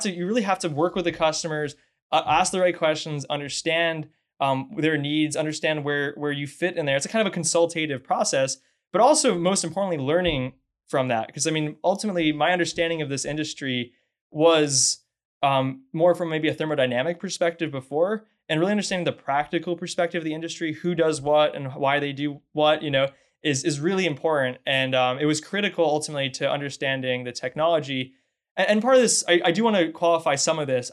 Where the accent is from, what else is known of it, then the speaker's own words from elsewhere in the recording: Northeast, United States; moved away as an adult; now in Houston, United States; I grew up in the Northeast, so I, I'm not from Texas or Houston